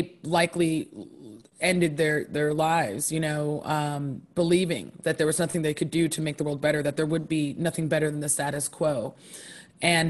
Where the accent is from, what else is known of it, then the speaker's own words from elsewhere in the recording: Poughkeepsie, New York, United States; also born or lived in Harlem, New York City; I was born in Poughkeepsie, New York, in upstate New York, and currently split my time between Poughkeepsie, New York